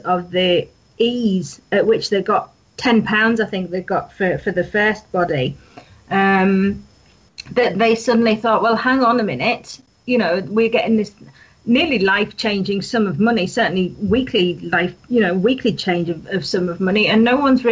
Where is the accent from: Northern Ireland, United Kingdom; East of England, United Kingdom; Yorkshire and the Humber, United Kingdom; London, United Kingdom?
Yorkshire and the Humber, United Kingdom; I'm from North Yorkshire. You can probably tell by my accent